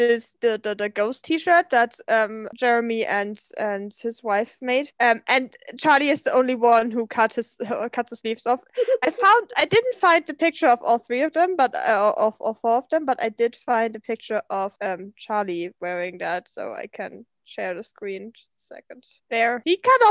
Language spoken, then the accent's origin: English; Germany; I grew up in Germany and my parents took me to the sauna when I was like 3 maybe, and here in Germany sauna is